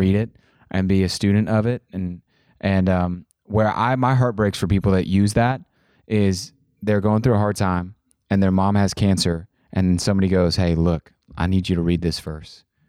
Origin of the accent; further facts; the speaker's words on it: Kansas, United States; I'm from Kansas